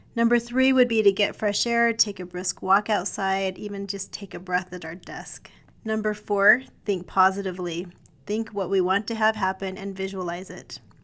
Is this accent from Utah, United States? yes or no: yes; Provo, Utah, United States; When I was a child, I grew up in West Provo